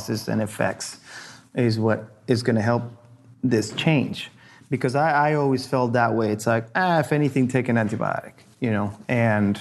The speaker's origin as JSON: {"language": "English", "country": "Argentina", "tie": "born or raised there", "moved": "yes", "lives_now": "United States", "said": "I grew up in Argentina"}